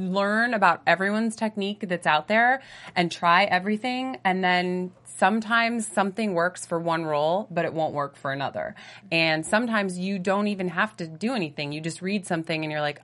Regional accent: Edinboro, Pennsylvania, United States; moved away as an adult; also born or lived in Pittsburgh / New York / Toronto; Near Erie, Pennsylvania. It's a super small town called Edinburgh.

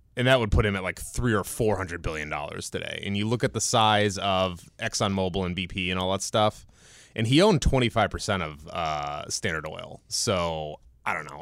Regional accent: Cleveland, Ohio, United States; born or raised there

